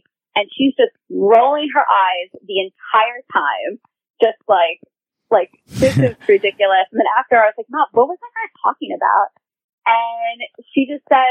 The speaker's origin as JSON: {"language": "English", "town": "New York City", "region": "New York", "country": "United States", "tie": "born or raised there", "said": "growing up in Queens, you know, I went to school with a different, like people of different faiths"}